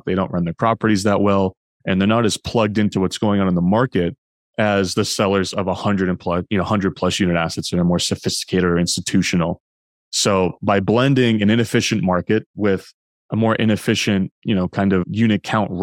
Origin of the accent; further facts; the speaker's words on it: New Hampshire, United States; now in Boston, United States; I live in Boston and I'm originally from New Hampshire.